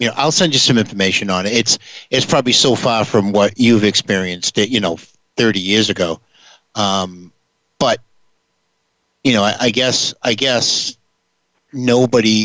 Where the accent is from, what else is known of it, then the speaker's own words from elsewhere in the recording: New Bedford, Massachusetts, United States; I come from New Bedford, Massachusetts